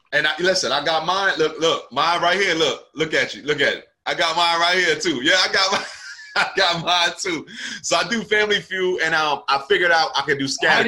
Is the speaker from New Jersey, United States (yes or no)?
yes; New Jersey, United States; moved away as an adult; now in Charlotte, United States; I'm from South Jersey, right? Right near Philadelphia. And um that's where I'm from. That's where I was raised